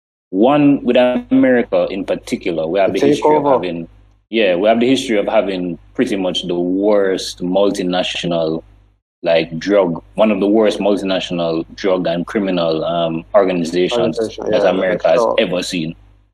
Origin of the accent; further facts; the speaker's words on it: Jamaica; what we have shown the world as Jamaican people